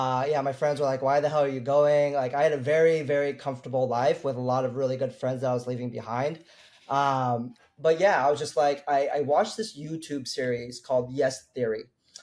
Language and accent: English; Columbus, Indiana, United States; moved away as an adult; also born or lived in Chicago; now in Taipei, Taiwan; I am from Southern Indiana, a small city called Columbus. Right after college, I went to Chicago to work for a hospitality management company